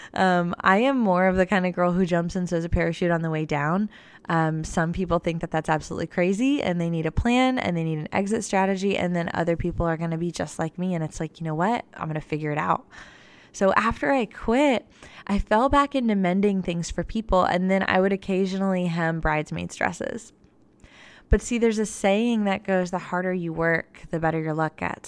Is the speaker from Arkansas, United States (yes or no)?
no; Florida, United States; now in Nashville, United States; I wasn't from Nashville. I'm from Florida. I'm a Florida girl